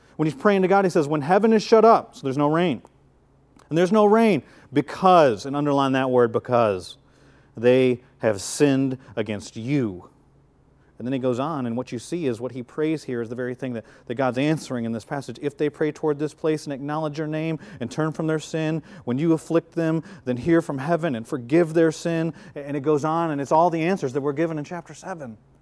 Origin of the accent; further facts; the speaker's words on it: Flint, Michigan, United States; moved away; my hometown in Flint, Michigan